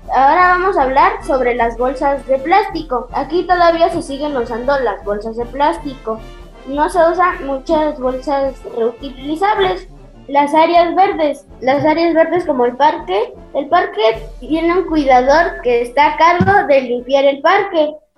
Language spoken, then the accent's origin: Spanish; Santos Degollado, Mexico; Este es mi pueblo, Santos